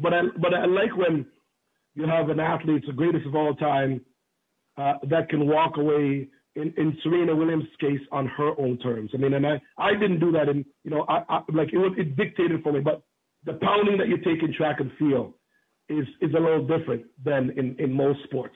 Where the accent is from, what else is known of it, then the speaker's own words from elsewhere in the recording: Jamaica; also born or lived in Oakville, Ontario, Canada; now in Canada; growing up in Jamaica, uh, you know, been born in Jamaica, growing up in Oakville